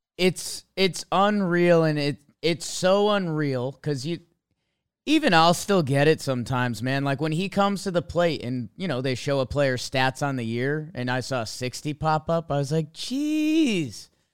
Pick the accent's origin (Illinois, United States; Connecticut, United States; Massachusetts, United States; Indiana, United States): Connecticut, United States; I grew up in Connecticut